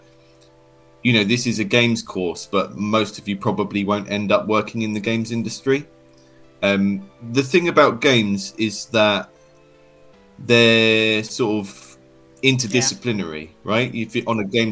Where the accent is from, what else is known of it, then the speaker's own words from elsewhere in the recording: United Kingdom; I'm from the United Kingdom